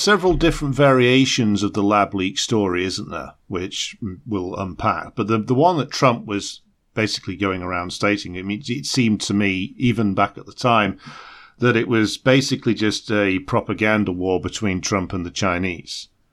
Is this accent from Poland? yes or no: no; United Kingdom